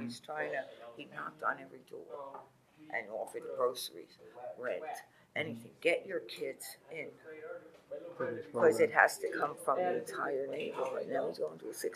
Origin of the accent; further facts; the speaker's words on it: New York City, New York, United States; I'm from the Bronx